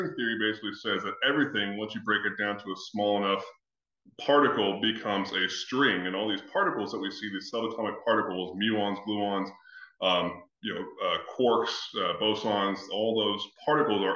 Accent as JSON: {"language": "English", "region": "Texas", "country": "United States", "tie": "born or raised there", "said": "my sister and I were raised in Texas"}